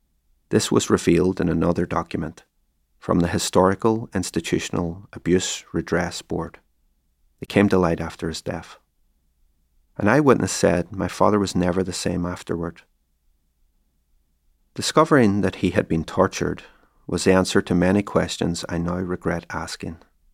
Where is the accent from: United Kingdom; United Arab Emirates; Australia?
United Kingdom; Derry, Northern Ireland; Between 1969 and 1972, there was one brief reprieve in my hometown: an autonomous community space called Free Derry, encompassing the bogside in the valley and Craigan on the heights.